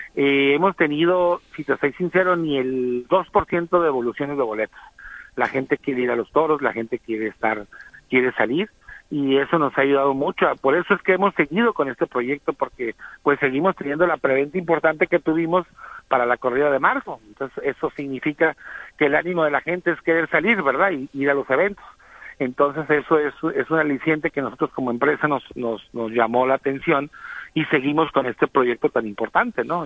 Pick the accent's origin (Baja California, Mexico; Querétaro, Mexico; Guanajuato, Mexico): Baja California, Mexico; Tijuana; Yo tengo el orgullo de ser tijuanense de, de abuelos.